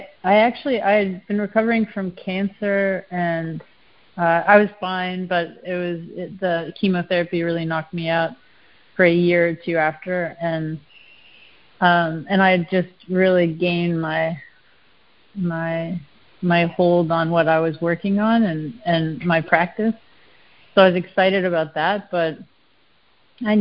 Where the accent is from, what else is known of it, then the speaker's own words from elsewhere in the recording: Canada; accent: Canadian; moved away; I always get called out for being Canadian when I say process